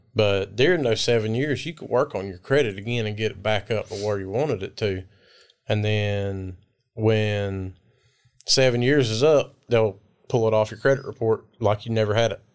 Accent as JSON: {"language": "English", "town": "Waycross", "region": "Georgia", "country": "United States", "tie": "born or raised there", "said": "my hometown, Waycross"}